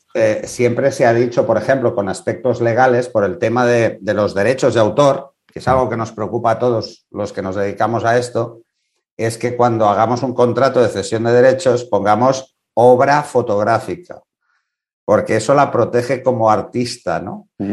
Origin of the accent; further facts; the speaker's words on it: Spain; en este país